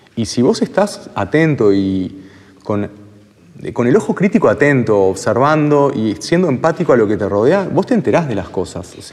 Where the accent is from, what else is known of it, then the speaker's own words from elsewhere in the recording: Uruguay; como uruguayos